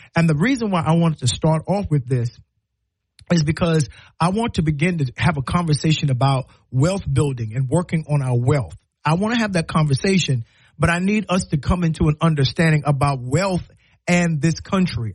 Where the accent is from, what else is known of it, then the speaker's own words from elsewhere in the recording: South Carolina, United States; now in Alabama, United States; I'm from South Carolina